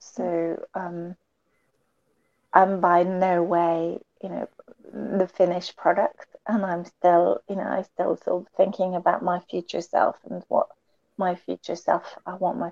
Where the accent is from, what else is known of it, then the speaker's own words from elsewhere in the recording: France; moved away; I grew up back in France